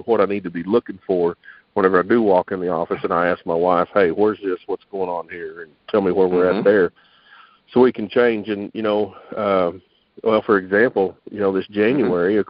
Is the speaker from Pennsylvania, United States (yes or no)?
no; Texas, United States; I'm a Texan